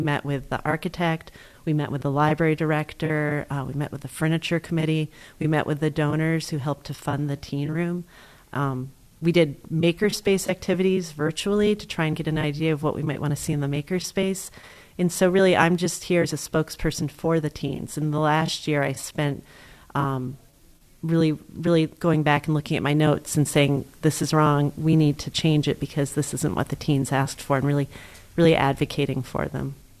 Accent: Greenfield, Massachusetts, United States; I grew up in Greenfield

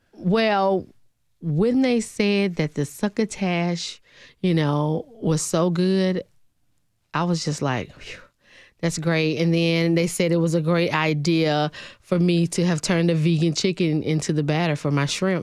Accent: Alabama, United States; now in Nashville, United States; Originally from a small town in Alabama, six hundred and eighty-three people

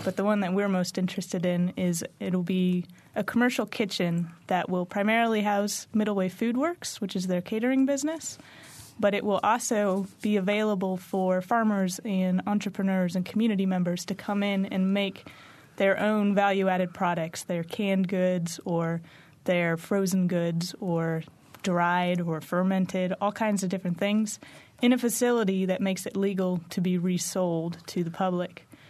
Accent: Bloomington, Indiana, United States; when I came back to Bloomington, this is my hometown

